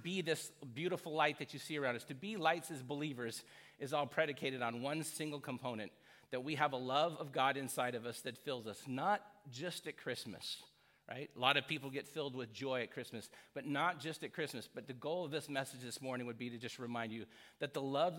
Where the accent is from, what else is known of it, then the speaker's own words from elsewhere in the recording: United States; growing up in America